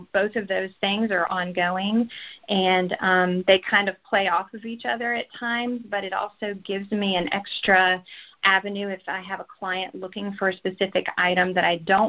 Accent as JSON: {"language": "English", "region": "Virginia", "country": "United States", "moved": "as an adult", "lives_now": "Collinsville, United States", "said": "we are from the East Coast, from Virginia"}